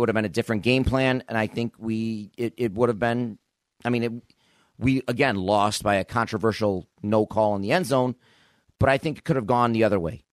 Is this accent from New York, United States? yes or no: yes; Buffalo, New York, United States; I grew up in Buffalo